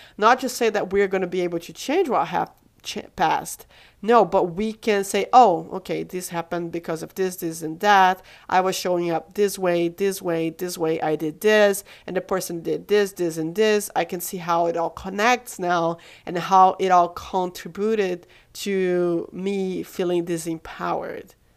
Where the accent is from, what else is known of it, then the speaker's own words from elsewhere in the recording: Brazil; moved away; I'm from Brazil